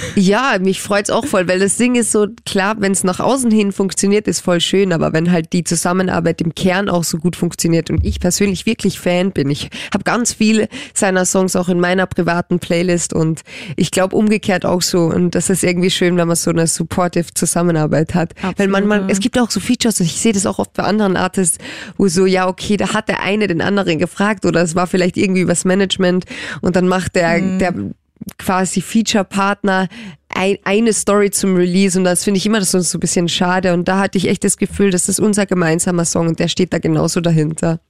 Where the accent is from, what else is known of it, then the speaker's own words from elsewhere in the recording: Carinthia, Austria; now in Germany; meine Familie ist mir super wichtig und die kommen komme ja aus Kärnten und ähm, ich bin ja Kärntnerin